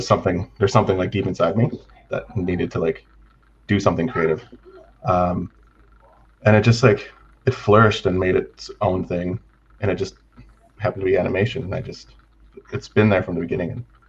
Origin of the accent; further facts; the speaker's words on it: Canada; also born or lived in British Columbia; Yeah, basically I grew up on Takaku Cree Nation under Treaty 6 territory. We jumped around back and forth from like Attack Coop to BC